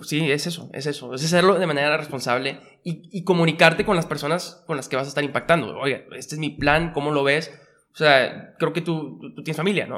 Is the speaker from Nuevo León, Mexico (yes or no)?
yes; Monterrey, Nuevo León, Mexico; also born or lived in Mexico City; Yo soy de Monterrey y viví prácticamente toda mi vida aquí